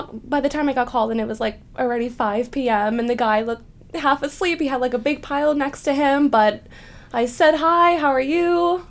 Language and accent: English; New York City, New York, United States; I am tonight's co-host. I am currently a junior at NYU. I am from the Boogie Down Bronx, and I am studying drama at Tisch.